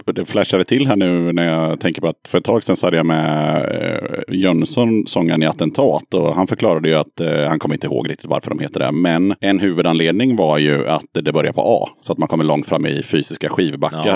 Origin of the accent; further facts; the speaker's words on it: Eskilstuna, Södermanland, Sweden; Hon är född i Eskilstuna precis som jag